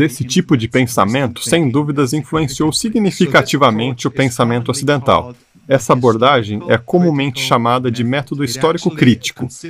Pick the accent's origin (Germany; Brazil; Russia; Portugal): Germany; moved away; Nasci e fui criado na Alemanha.